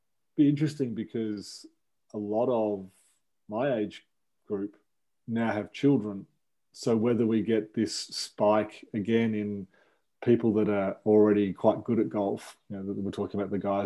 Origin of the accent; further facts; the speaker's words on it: Melbourne, Victoria, Australia; I won a couple of state championships here in Victoria and Melbourne